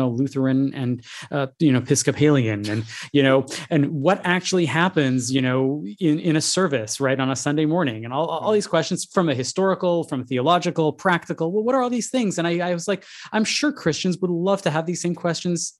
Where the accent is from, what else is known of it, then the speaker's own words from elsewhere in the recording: Montreal, Quebec, Canada; I grew up in Montreal